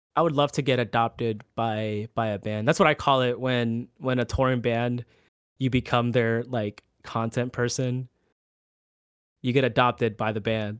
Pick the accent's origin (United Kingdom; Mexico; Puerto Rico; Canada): Puerto Rico; now in Orlando, United States; a little Puerto Rican island boy.